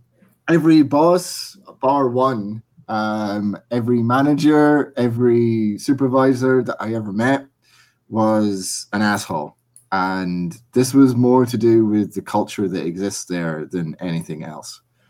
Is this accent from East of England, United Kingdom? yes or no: no; Edinburgh, Scotland, United Kingdom; moved away as an adult; now in Ireland; I'm originally from Edinburgh and I moved to Ireland about 4 years ago. So most of my working life has been spent in Scotland